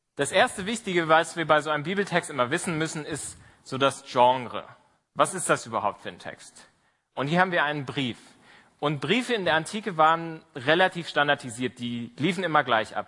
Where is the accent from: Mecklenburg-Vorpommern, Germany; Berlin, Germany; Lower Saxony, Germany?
Berlin, Germany; moved away as an adult; Ich komme aus Berlin. Ähm, ich bin in der Baptistengemeinde in der Bergmannstraße in Kreuzberg groß geworden